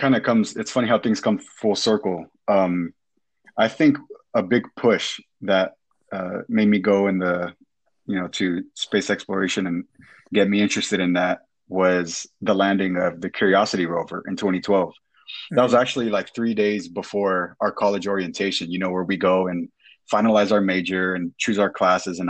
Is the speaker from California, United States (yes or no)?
yes; Fontana, California, United States; I grew up in Fontana, California, which is in the Inland Empire, just east of LA.